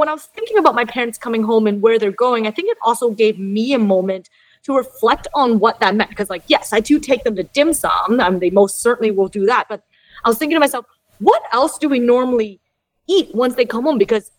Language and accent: English; Canada; Because I am Canadian born.